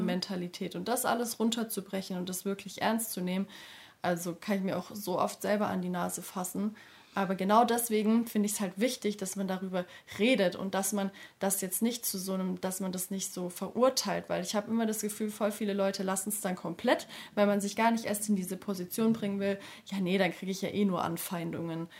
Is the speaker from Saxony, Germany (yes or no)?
no; area around Stuttgart, Baden-Württemberg, Germany; Also ich komme aus der Ecke von Stuttgart